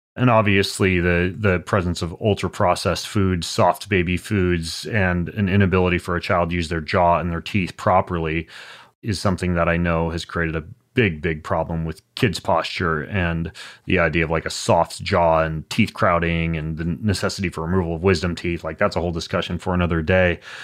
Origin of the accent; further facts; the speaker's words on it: Lewiston, Idaho, United States; I grew up in Lewiston, Idaho